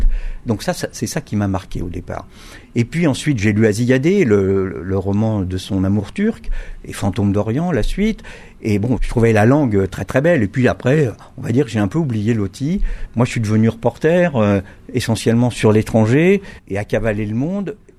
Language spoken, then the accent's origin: French; Brittany, France; je suis breton